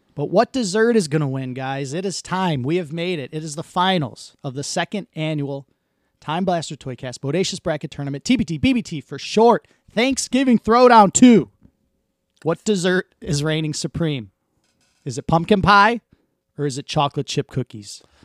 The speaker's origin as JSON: {"language": "English", "town": "Detroit", "region": "Michigan", "country": "United States", "tie": "born or raised there", "said": "growing up in Southwest Detroit, my, all my uncles, my grandma, us, we all lived on the same street"}